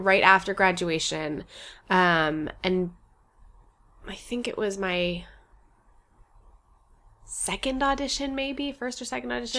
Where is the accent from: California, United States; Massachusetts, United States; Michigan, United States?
California, United States; Los Angeles; born or raised there